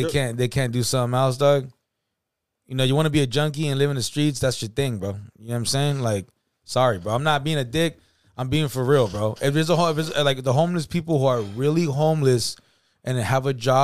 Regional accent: California, United States; we're from California

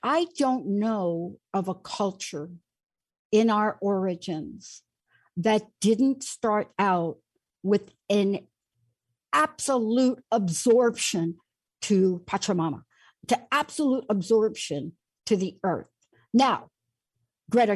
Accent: New York City, New York, United States; I'm a kid from the Bronx, New York

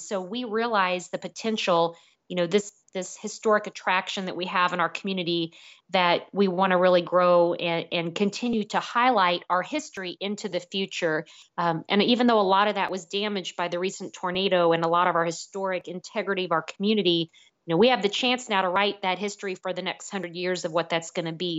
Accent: Jefferson City, Missouri, United States; growing up in Jefferson City with my grandparents, watching parades down High Street

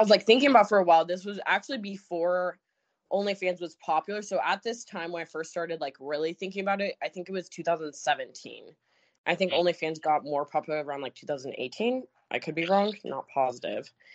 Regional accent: Alaska, United States; I'm from Alaska

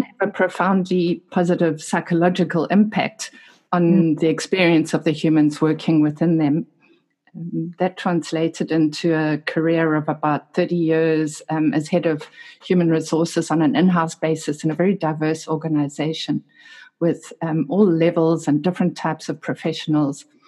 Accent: Durban, KwaZulu-Natal, South Africa; my hometown, which is Durban in South Africa.

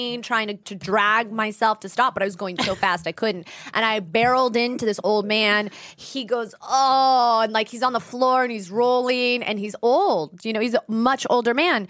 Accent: Los Angeles, California, United States; I'm from SoCal, okay? Grew up

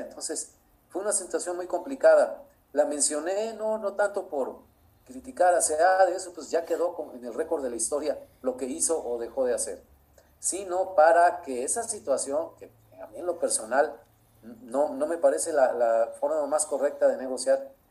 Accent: Mexico; como mexicanos

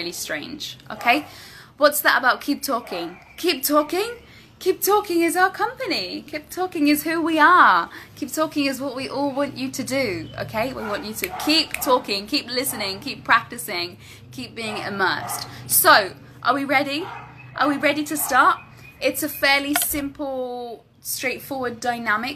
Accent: London, United Kingdom; first language English; moved away as an adult; now in Medellin, Colombia; I am from London, but I have been living in Medellin, Colombia for the last 2 years, but I'm currently in Cancun.

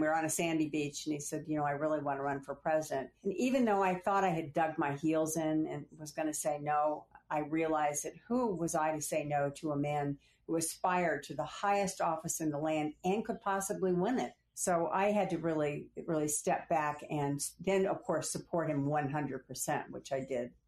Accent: Phoenix, Arizona, United States; moved away as an adult; also born or lived in California / Washington; I was from Phoenix, Arizona, and although I'd gone to college in California

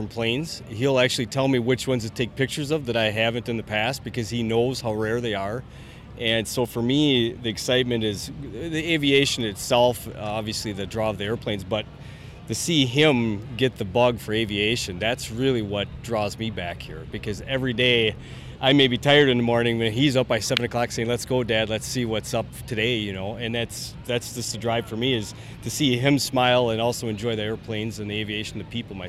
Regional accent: Oshkosh, Wisconsin, United States; We're from Oshkosh, born and bred

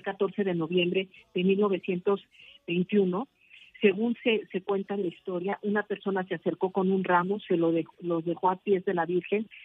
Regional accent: Mexico; Para nosotros como mexicanos

